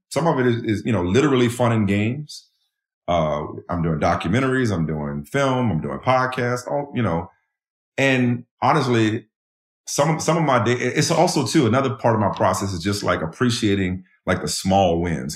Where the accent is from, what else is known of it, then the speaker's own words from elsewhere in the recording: New Orleans, Louisiana, United States; moved away; also born or lived in Boston; growing up in New Orleans, the way I grew up